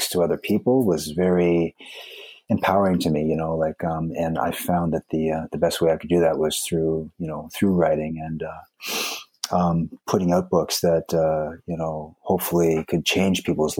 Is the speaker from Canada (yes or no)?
yes; East Coast of Canada, Atlantic Canada, Canada; moved away as an adult; also born or lived in Vancouver; now in Japan; I'm actually from the East Coast of Canada.